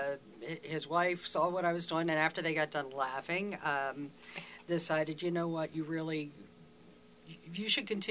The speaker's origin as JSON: {"language": "English", "town": "Falston", "region": "Maryland", "country": "United States", "tie": "born or raised there", "said": "I was brought up in the same house that my dad was born in 85 years ago."}